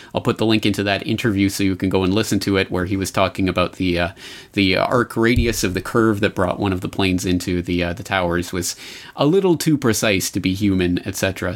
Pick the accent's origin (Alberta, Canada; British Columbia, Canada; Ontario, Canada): Alberta, Canada; Calgary; moved away as an adult; now in Japan; my hometown of Calgary